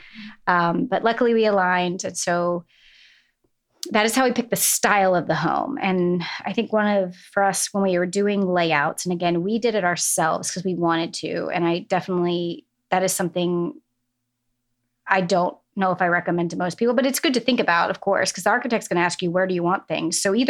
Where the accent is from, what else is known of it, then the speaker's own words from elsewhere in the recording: New England, United States; born there; I like to say it's because I was born in New England and we go back every summer.